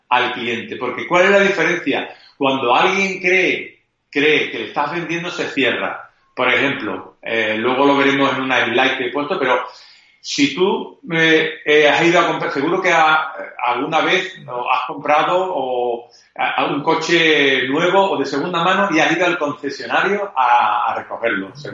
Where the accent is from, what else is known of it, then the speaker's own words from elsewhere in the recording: Andalusia, Spain; Eh, parece que no, andaluces, ¿eh? Somos andaluces eh, y sin embargo estamos posicionados en los primeros lugares del mundo.